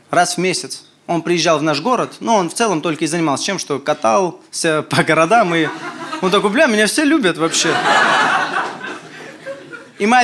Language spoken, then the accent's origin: Russian; Armenia; Я армянин приехал такой